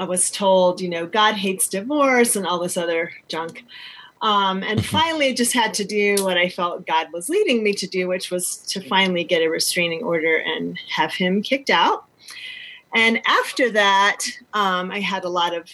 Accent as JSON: {"language": "English", "region": "North Carolina", "country": "United States", "tie": "born or raised there", "said": "I was born in North Carolina"}